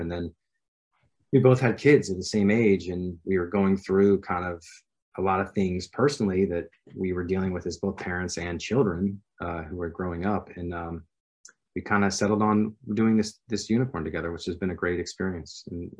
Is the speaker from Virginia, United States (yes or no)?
yes; Virginia, United States; And I'm from Virginia.